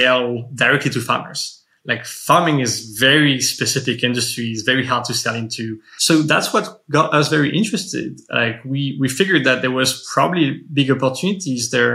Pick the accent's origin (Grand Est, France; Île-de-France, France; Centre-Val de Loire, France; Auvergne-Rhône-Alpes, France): Île-de-France, France; suburbs of Paris; moved away as an adult; now in United States; I grew up in the suburbs of Paris for most of my life.